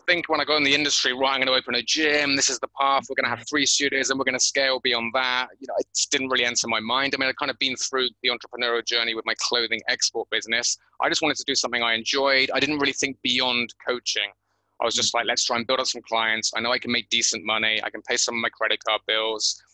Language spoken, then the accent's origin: English; Bristol, South West England, United Kingdom; moved away as an adult; now in Thailand; born and bred in Bristol